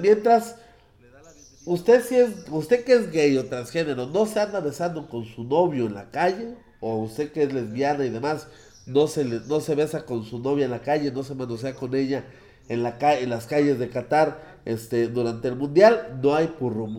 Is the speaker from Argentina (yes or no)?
no; Mexico; somos los mexicanos